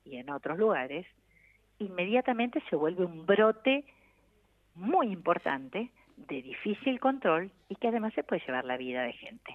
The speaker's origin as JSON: {"language": "Spanish", "country": "Argentina", "said": "las mujeres somos parte de la Argentina"}